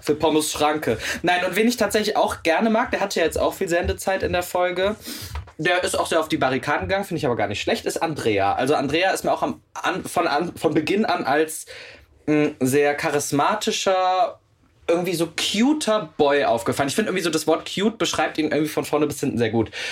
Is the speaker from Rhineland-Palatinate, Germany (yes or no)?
no; Meerbusch, North Rhine-Westphalia, Germany; now in Cologne, Germany; bin ja zugezogener Kölner und das auch mit Leib und Seele und würde mich auch als Herzkölner beschreiben. Ich komme ja aber gebürtig aus Meerbusch. Das ist quasi Düsseldorf.